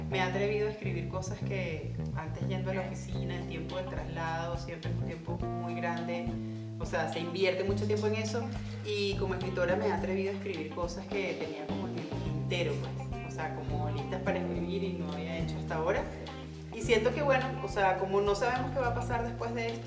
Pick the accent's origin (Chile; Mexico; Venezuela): Venezuela; moved away; also born or lived in Colombia